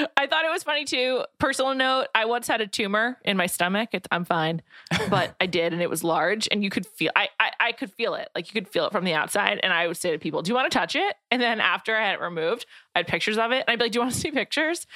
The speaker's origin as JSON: {"language": "English", "region": "New York", "country": "United States", "tie": "born or raised there", "said": "I grew up in New York."}